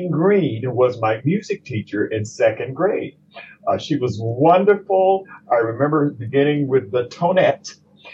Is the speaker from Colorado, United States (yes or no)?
no; Jackson, Mississippi, United States; moved away as an adult; now in Pittsburgh, United States; I'm a Southern transplant from Jackson, Mississippi